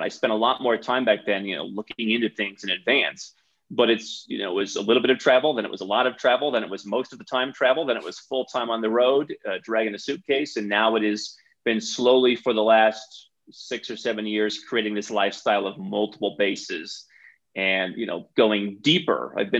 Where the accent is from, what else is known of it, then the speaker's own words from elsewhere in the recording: Cleveland, Ohio, United States; moved away as an adult; also born or lived in Bogota, Colombia; I grew up in Cleveland, Ohio.